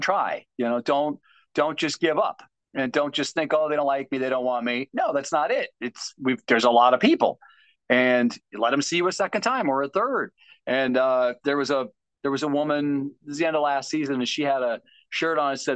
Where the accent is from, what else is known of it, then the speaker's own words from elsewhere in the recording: Tucson, Arizona, United States; moved away as an adult; also born or lived in St. Louis, Missouri; now in Los Angeles, United States; I'm originally from St. Louis, and then my parents, we moved to Tucson when I was in third grade, and then I went to high school and college in Tucson